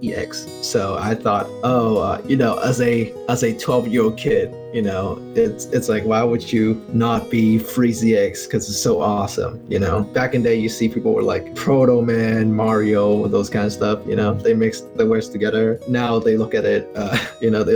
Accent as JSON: {"language": "English", "country": "Hong Kong", "said": "I'm from Hong Kong"}